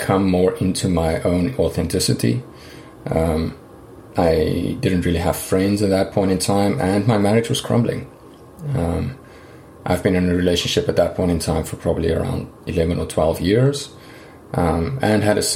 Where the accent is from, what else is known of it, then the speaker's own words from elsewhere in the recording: South Africa; moved away as an adult; So I grew up in South Africa, and I spent most of my life there. I think I left when I was about 29 or 30